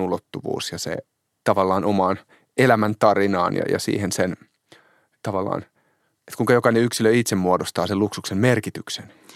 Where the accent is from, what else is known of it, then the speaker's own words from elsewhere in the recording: Hämeenlinna, Kanta-Häme, Finland; olen kotoisin Hämeenlinnasta